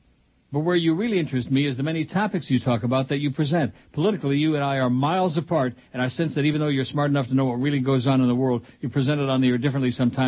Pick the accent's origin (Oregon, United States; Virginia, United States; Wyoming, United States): Virginia, United States; Richmond; moved away as an adult; in 1989 when I moved to South Florida from Virginia